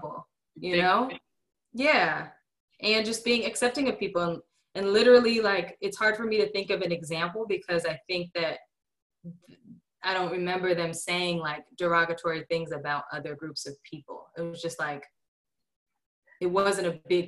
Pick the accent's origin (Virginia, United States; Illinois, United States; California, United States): California, United States; the Bay Area; moved away as an adult; now in Stuttgart, Arkansas, United States; growing up in the Bay